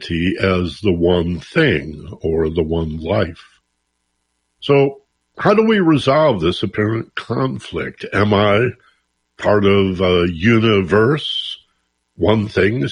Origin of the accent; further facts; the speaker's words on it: Michigan, United States; now in Los Angeles, United States; growing up in Michigan